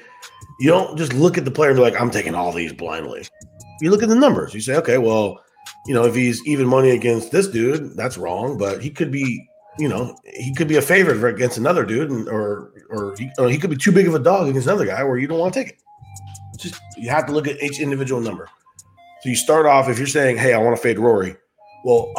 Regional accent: Northern California, United States; I'm from NorCal, not SoCal

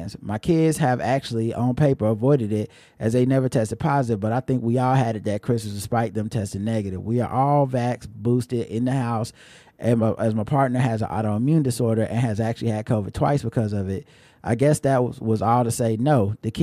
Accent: Jamaica; I'm Jamaican.

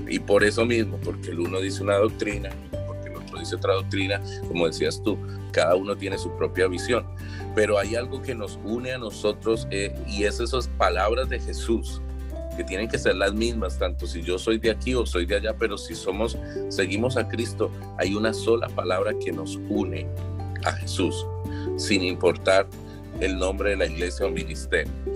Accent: Bogotá, Colombia; moved away as an adult; now in United States; soy originario de Colombia, de Colombia, de Bogotá

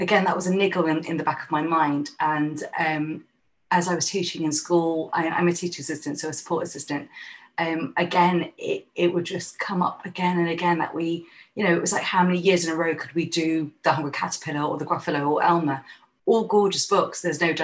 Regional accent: London, United Kingdom; now in Manchester, United Kingdom; being a Londoner at that time

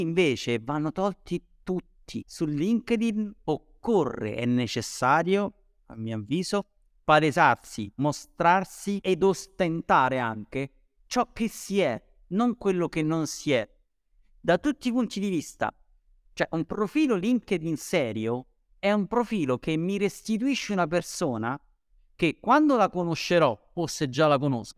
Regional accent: Rome, Lazio, Italy; io sono di Roma

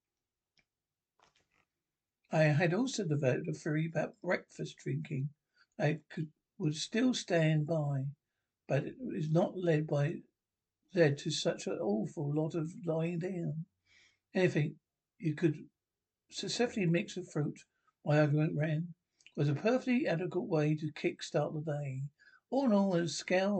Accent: Canada; moved away as an adult; I am Canadian

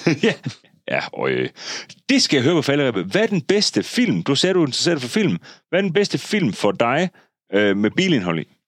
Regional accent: Denmark; jeg er født i Jylland

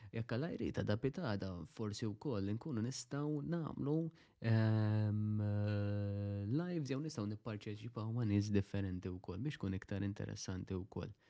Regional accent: Malta

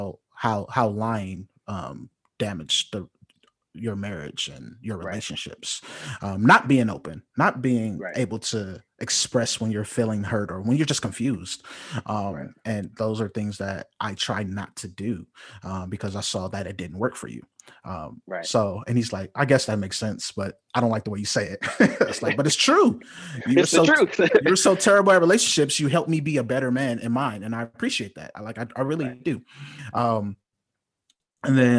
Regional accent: Compton, California, United States; also born or lived in North Carolina; growing up in Compton

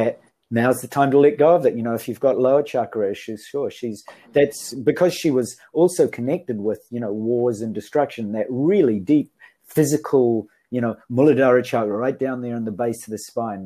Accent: New Zealand; now in Japan; I come from New Zealand, although I'm living in Japan.

